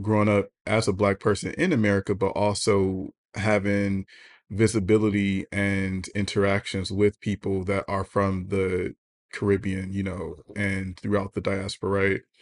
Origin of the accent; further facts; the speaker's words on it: United States; as an American